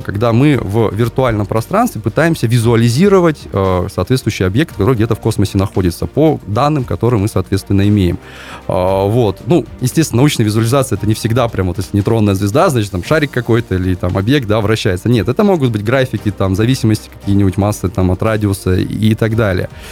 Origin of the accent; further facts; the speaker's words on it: Kyrgyzstan; now in Kaliningrad, Russia; я вообще родился в Киргизии, и там высоко над уровнем моря, полторы тысячи метров, горы, очень классное небо